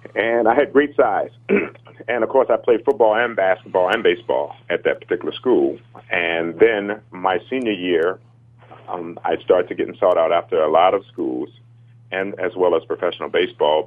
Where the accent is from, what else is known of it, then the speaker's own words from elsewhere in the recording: Chicago, Illinois, United States; growing up in the inner city uh, on the south